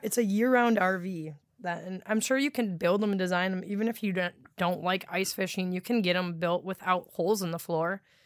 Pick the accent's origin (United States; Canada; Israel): United States; Wisconsin; accent: Wisconsin dialect; being from Wisconsin